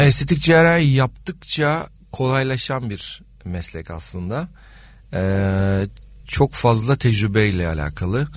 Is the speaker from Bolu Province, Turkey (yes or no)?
no; Adana, Turkey; Ben Adanalıyım.